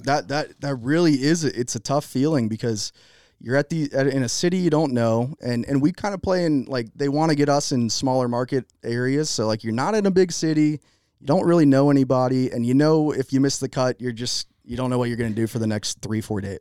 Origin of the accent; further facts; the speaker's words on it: Jacksonville, Florida, United States; I grew up in Jacksonville, Florida